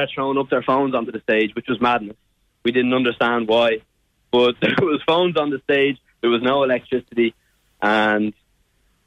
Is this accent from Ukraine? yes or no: no; Ireland; accent: Irish; my Irish accent